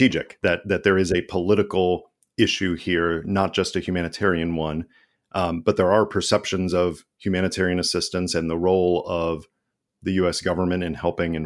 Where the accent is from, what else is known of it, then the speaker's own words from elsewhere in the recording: United States; me as an American